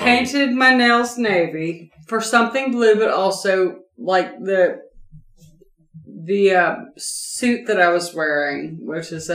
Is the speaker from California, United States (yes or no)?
no; Bat Cave, North Carolina, United States; I was born in Batcave